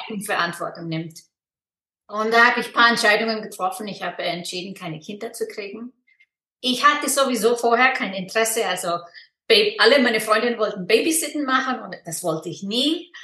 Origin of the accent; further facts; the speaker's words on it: Iceland; German is a second language; moved away as an adult; also born or lived in Freiburg, Germany; now in Switzerland; ich komme aus Island und lebe in der Schweiz